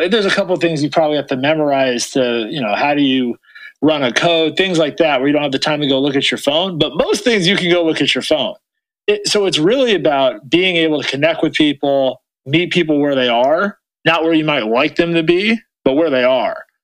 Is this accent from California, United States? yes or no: yes; Oakland, California, United States; also born or lived in Atherton, California; now in Los Angeles, United States; I grew up in Oakland